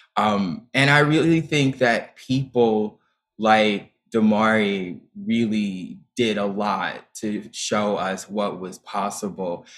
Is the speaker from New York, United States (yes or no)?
no; Dayton, Ohio, United States; moved away; I auditioned for the performing arts high school in my hometown of Dayton, Ohio